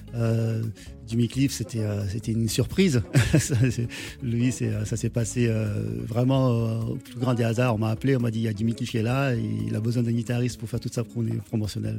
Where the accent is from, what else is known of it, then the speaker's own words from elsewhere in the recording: Senegal; moved away; Je suis sénégalais